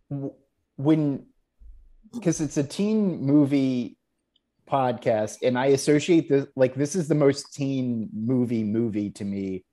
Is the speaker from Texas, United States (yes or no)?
yes; Houston, Texas, United States; I am from Texas